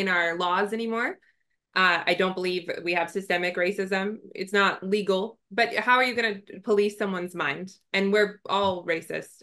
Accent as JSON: {"language": "English", "region": "Southern California", "country": "United States", "tie": "born or raised there", "said": "born and raised in Southern California"}